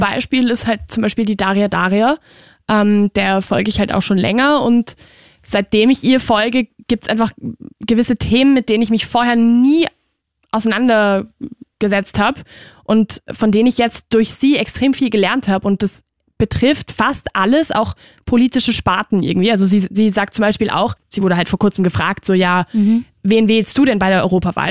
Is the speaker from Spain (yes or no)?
yes; Spain; moved away; ich bin halt aus Spanien